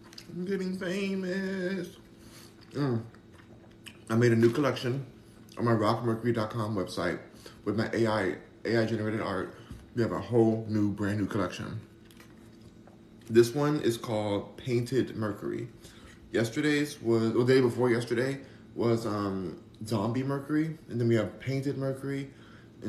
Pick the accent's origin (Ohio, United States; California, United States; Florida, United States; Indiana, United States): California, United States; Los Angeles; I'm from Hollywood, I'm from Los Angeles